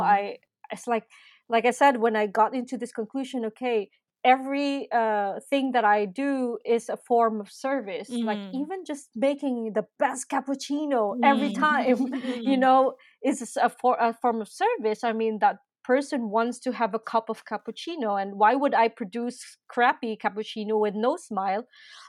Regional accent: Philippines; now in Berlin, Germany; I'm from the Philippines.

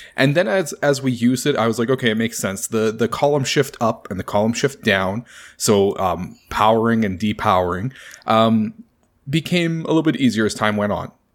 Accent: Canada; I'm Canadian

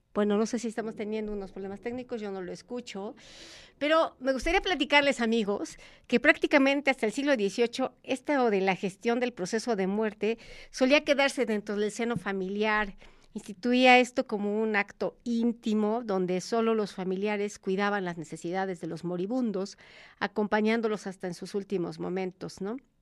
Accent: Mexico; nuestro lazo que como mexicanos

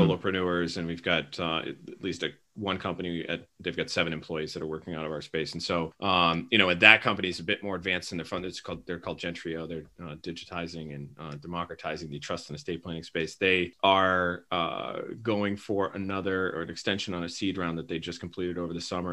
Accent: Quincy, Massachusetts, United States; I grew up here in Quincy, Massachusetts

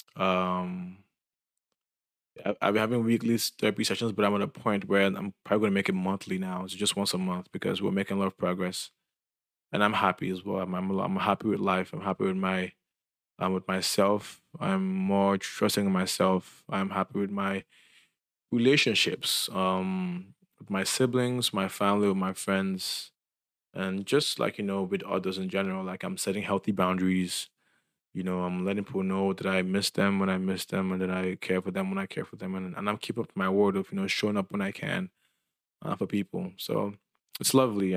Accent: Lagos, Nigeria; I'm Nigerian, and I'm from Lagos

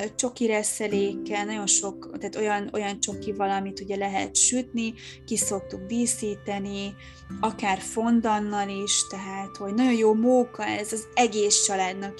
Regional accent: Hungary; now in Budapest, Hungary; én nem tőzsgyökeres fővárosig vagyok, hanem én vidéken nőttem fel

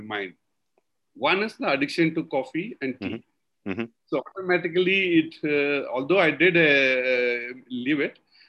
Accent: South India, India; we are all being from South India. We have a concept of eating yogurt rice after good meat

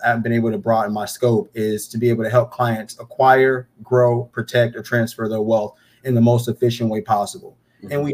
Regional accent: Charlotte, North Carolina, United States; born and raised in Charlotte.

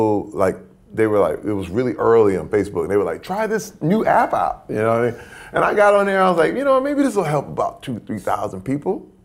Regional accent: Flint, Michigan, United States; moved away; Growing up in Flint, Michigan

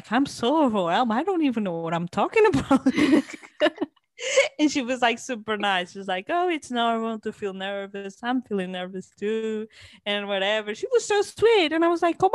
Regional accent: Portugal; moved away; also born or lived in Cambridge; yeah, I'm from Portugal

